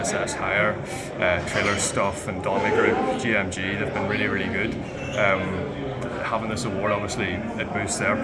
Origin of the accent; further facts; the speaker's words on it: Ireland; growing up in Ireland